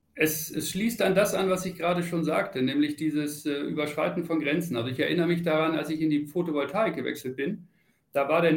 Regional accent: Celle, Lower Saxony, Germany; moved away as an adult; now in Munich, Germany; ich komme aus Niedersachsen, Celle und äh, habe da auch viele Jahre, bin da groß geworden

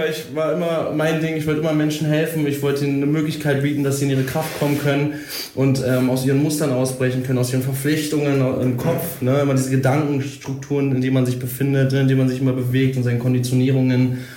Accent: Berlin, Germany; ja, 28 Jahre alt, für die, die es wirklich interessiert. ja. Und gebürtig Berliner und ich bin auch Berliner

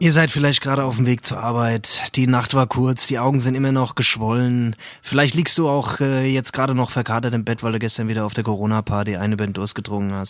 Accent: Hesse, Germany; wie man bei uns in Hessen sagt

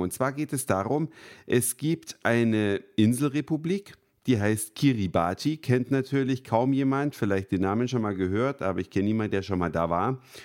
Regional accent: Germany; wir als Deutsche

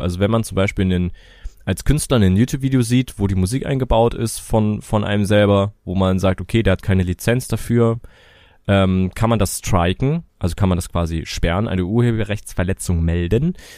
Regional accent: Germany; bei uns in Deutschland

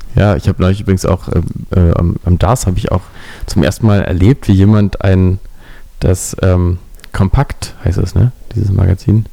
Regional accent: Berlin, Germany; dass ich Berliner bin

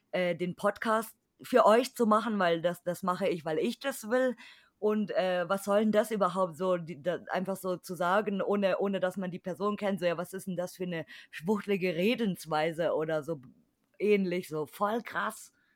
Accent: Bavaria, Germany; ich als Bayer bin natürlich katholisch, weil hier sind alle

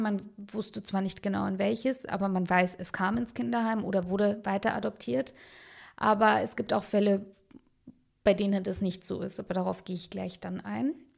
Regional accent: Munich, Bavaria, Germany; also born or lived in Baden-Württemberg; im Viertel, wo ich aufgewachsen bin, also im Westend in München

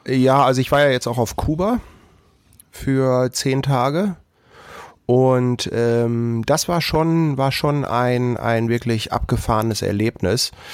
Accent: Germany; wir Deutschen

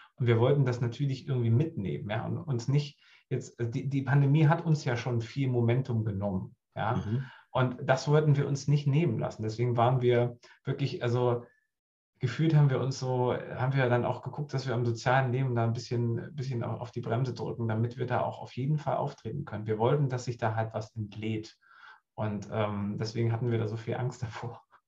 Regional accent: Goldene Aue, southern Harz, Thuringia, Germany; moved away as an adult; now in Hamburg, Germany; da, wo ich herkomme, im Südharz, Goldene Aue heißt das, das ist so zwischen Göttingen und, und, und Halle an der Saale, so die Ecke. Ähm, da bin ich groß geworden

